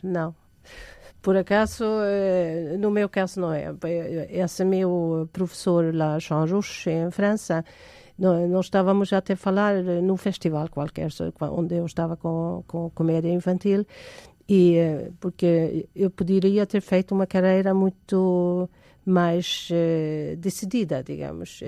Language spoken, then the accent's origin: Portuguese; Sweden; now in Portugal; eu sou sueca de origem